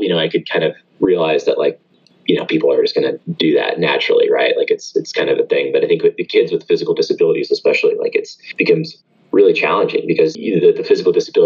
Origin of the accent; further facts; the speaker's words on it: Atlanta, Georgia, United States; where I grew up here locally in Atlanta.